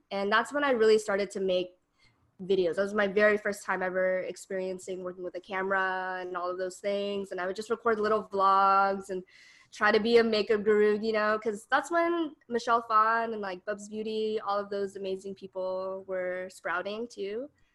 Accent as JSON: {"language": "English", "town": "Denver", "region": "Colorado", "country": "United States", "moved": "as an adult", "lives_now": "San Francisco Bay Area, United States", "said": "I'm originally from Denver, Colorado, and I moved to the Bay as a transfer student."}